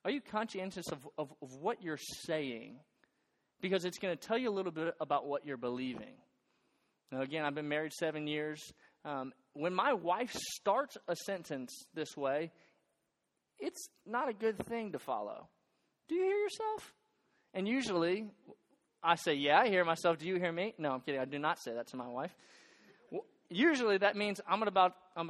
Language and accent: English; north shore of Lake Pontchartrain, outside New Orleans, South Louisiana, United States; moved away as an adult; now in Boone, United States; I'm from South Louisiana. I'm from right outside New Orleans. And where I live, my hometown, is on the north shore of a massive lake called Lake Pontchartrain